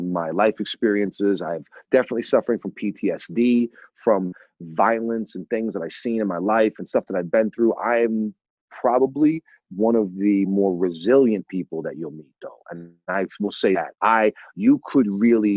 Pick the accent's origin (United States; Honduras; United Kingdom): United States; New England; growing up in New England.